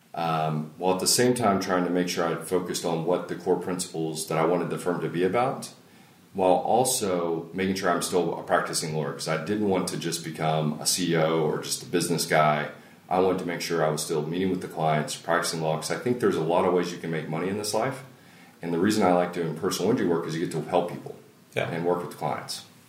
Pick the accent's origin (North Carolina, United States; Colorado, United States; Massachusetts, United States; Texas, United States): Texas, United States; Longview; I'm originally from East Texas. Grew up in Longview